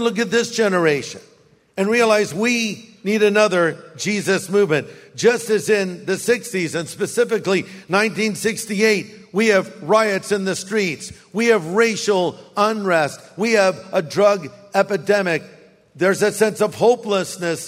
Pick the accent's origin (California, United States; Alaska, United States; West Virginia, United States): California, United States; Orange County; now in Riverside, United States; my high school campus, Newport Harbor High